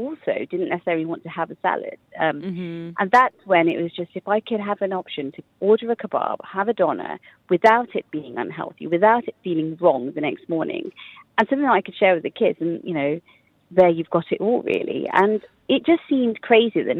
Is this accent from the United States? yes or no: no; England, United Kingdom; moved away as an adult; now in United Arab Emirates; our families have been involved in the food industry and back home in England.